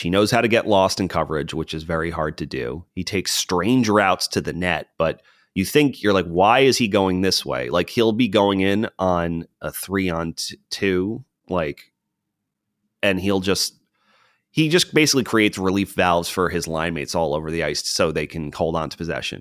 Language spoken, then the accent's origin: English; United States; especially as an American